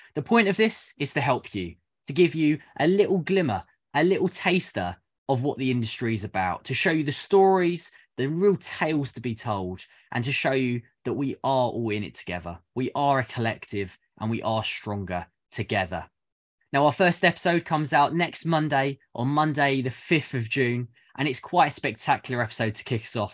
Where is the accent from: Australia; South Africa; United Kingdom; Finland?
United Kingdom; I am a zookeeper from the United Kingdom